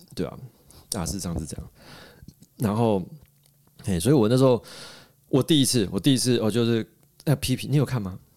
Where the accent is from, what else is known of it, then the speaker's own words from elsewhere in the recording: Taiwan; moved away; 所以我台湾人在这个时候，在机要关头，我不能回家